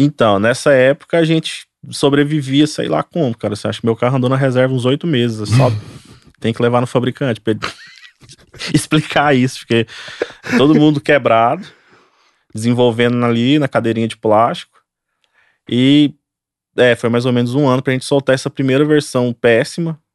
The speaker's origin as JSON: {"language": "Portuguese", "town": "Goiânia", "region": "Goiás", "country": "Brazil", "said": "Nós somos aqui de Goiânia."}